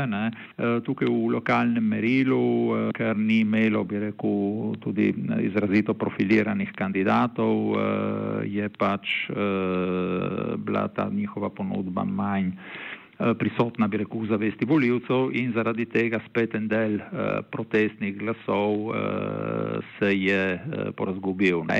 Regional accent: Friuli-Venezia Giulia, Italy; Slovenci smo se v glavnem eh, v zadnjih letih, kljub razlikam, ne, ker tudi bi rekel, znotraj slovenske manjšine

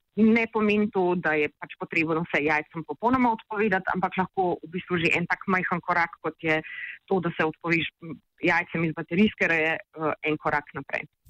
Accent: Slovenia; Slovenci smo

